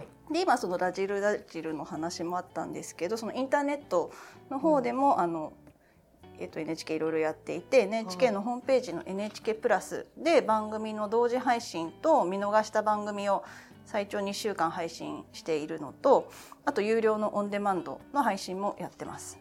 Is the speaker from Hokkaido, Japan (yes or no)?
no; Kanagawa, Japan; 神奈川県出身です